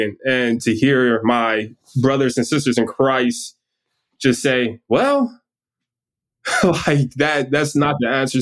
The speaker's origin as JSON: {"language": "English", "town": "Detroit", "region": "Michigan", "country": "United States", "tie": "born or raised there", "said": "I grew up in Detroit"}